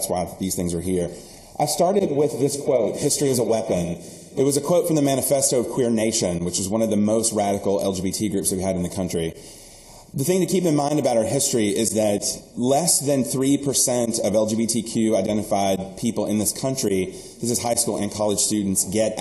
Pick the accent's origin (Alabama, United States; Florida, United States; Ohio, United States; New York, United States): Alabama, United States; grown up both queer and Southern